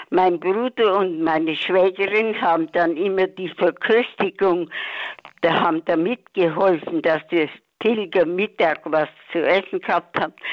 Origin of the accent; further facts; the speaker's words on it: Sudetenland, Czechia; now in Ursberg, Germany; Und wir, wir sind auch aus dem Sudetenland gewesen vor 77 Jahren, muss man fort.